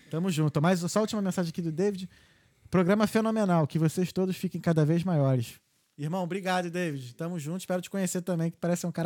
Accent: Rio de Janeiro, Brazil; eu falo sou carioca

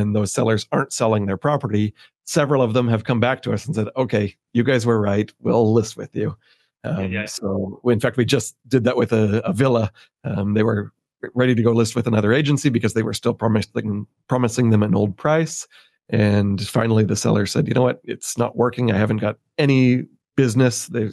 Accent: California, United States; moved away as an adult; now in Puerto Vallarta, Mexico; I'm from California

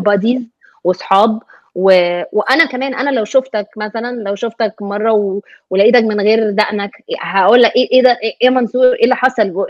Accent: Egypt; moved away as an adult; now in United States; انا مثلا Egyptian American

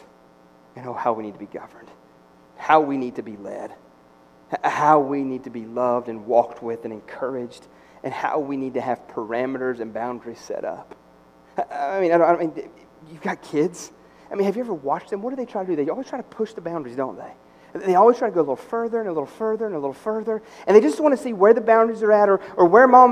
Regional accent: United States; I am American through and through

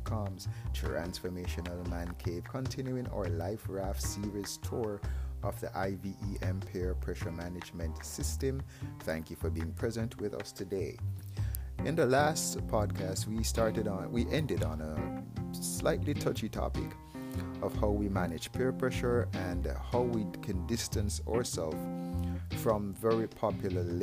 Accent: Jamaica; I am from Jamaica

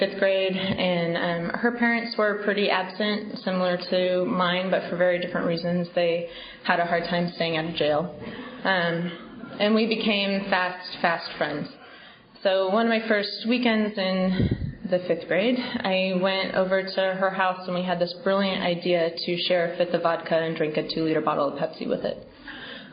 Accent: Bay Area, California, United States; now in New York, United States; I grew up in California, in the Bay Area.

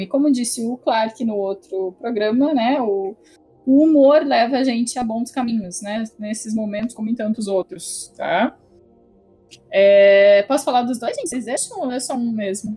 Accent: Brazil

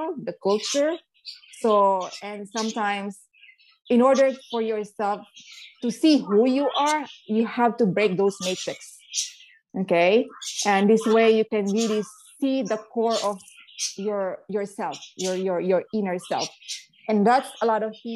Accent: Philippines; I grew up in the Philippines as a Catholic

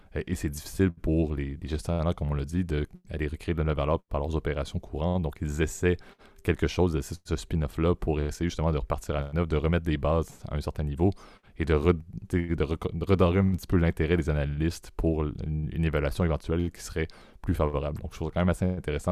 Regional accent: Quebec, Canada; en tant que Québécois

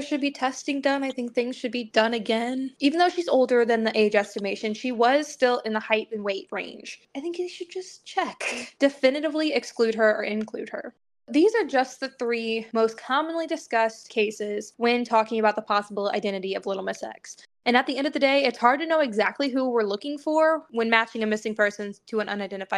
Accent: Southeast Missouri, United States; I was raised in Southeast Missouri

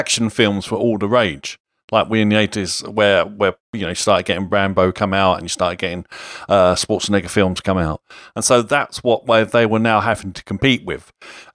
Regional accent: London, United Kingdom; I'm from London.

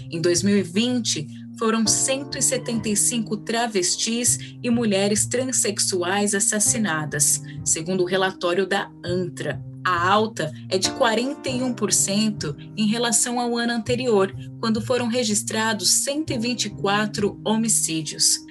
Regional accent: São Paulo, Brazil; Eu cresci em Perus, que fica a apenas quatro estações de trem de distância

